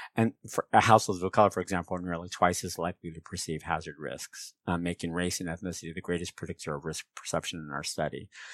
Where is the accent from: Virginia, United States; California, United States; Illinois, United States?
California, United States; San Francisco Bay Area; My folks were rural farmers in Mexico, but I grew up in the San Francisco Bay Area